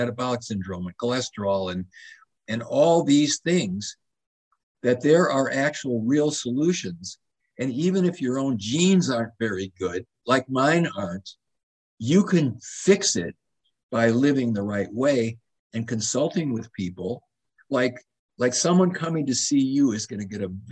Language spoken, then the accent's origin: English; Madison, Wisconsin, United States; moved away; I grew up in Madison, Wisconsin